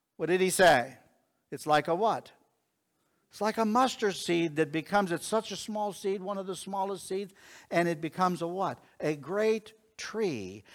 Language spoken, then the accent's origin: English; Connellsville, Pennsylvania, United States; I was born in Connellsville, Pennsylvania